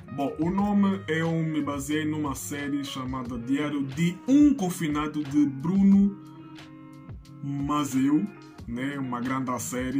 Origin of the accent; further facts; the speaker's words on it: Angola; eu sou angolano